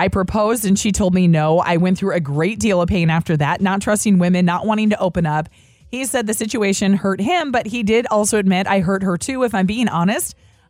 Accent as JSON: {"language": "English", "region": "Minnesota", "country": "United States", "tie": "born or raised there", "said": "because growing up in Minnesota, it was"}